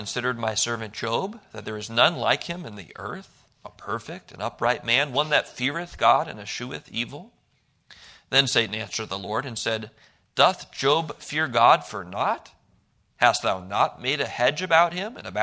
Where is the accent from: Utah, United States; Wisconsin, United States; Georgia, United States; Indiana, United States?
Wisconsin, United States; Milwaukee; moved away; I grew up in Milwaukee, Wisconsin